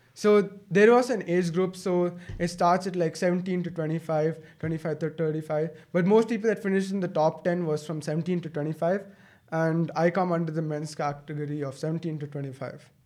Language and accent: English; Bangalore, Karnataka, India; I'm a seventeen-year-old. I'm from Bangalore.